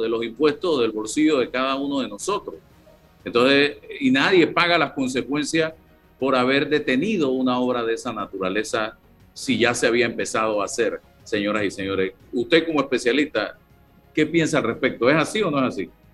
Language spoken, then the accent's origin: Spanish; Panama; yo soy panameño